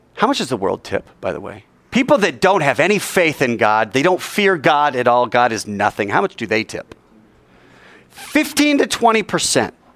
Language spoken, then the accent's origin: English; United States